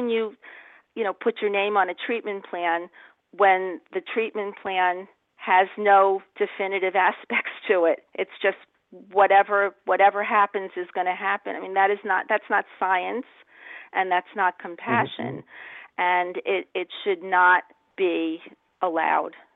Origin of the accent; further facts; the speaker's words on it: New York, United States; I'm from New York